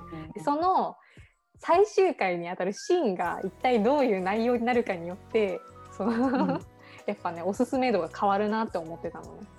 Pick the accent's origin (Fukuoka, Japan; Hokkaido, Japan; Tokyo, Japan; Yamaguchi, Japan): Yamaguchi, Japan; うちらの地元のね、山口県が登場するんですけど